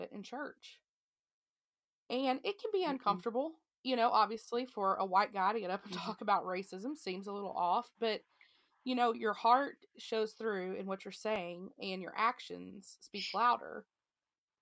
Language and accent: English; the South, United States; we were raised in the South